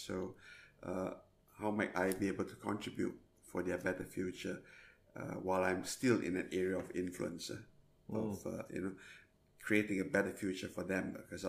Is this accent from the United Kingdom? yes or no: no; Singapore; also born or lived in Perth, Australia / Jakarta, Indonesia; I'm a Singaporean living in Australia 2 weeks in a month and working and having fun in Indonesia. So I kind of hover around every month between Perth, Jakarta and Singapore.